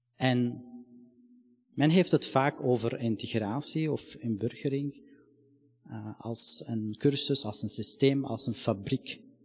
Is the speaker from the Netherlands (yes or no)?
no; Palestine; now in Belgium; ik ben van Palestijnse afkomst